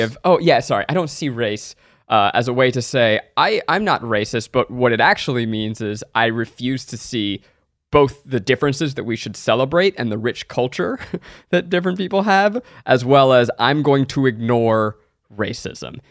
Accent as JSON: {"language": "English", "region": "New York", "country": "United States", "tie": "born or raised there", "said": "I grew up in New York"}